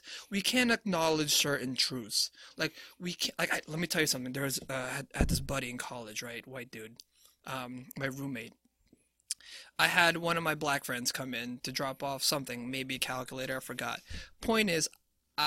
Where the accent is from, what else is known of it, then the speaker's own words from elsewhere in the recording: Philippines; I'm Filipino